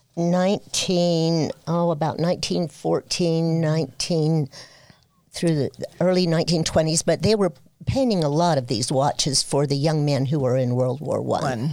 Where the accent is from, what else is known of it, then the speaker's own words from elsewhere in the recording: Fillmore, Utah, United States; also born or lived in Ogden, Utah; I was born in Fillmore, Utah